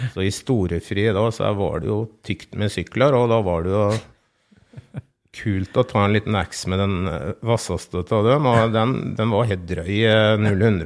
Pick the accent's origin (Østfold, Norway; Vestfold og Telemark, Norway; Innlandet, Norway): Østfold, Norway; farm between Fredrikstad, Sarpsborg and Halden; Det er jo 15 mm, km eh, inn til Fredrikstad. da. Det er vel omtrent til Sarpsborg og Halden òg, så det blir, vi bor jo litt sånn midt imellom uti her